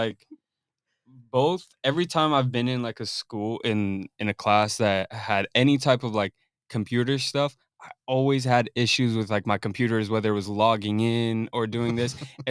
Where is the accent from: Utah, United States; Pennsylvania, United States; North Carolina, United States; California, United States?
California, United States; Corona; also born or lived in Fontana; I was born in Fontana, but I moved to Corona since like when I was like 3, and I've just been in Corona, and I moved around in Corona a lot